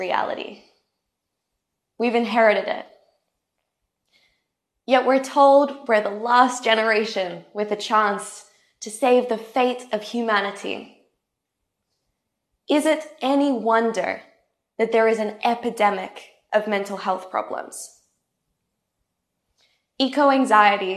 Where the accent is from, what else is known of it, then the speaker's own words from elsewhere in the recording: tropical North Queensland, Australia; I grew up in Australia's tropical North Queensland